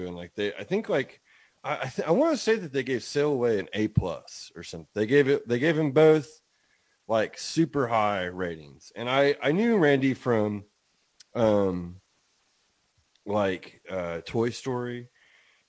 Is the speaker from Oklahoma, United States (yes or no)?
yes; Oklahoma, United States; also born or lived in Illinois; I've lived Oklahoma most of my life. I was born in Illinois, but I'm from here.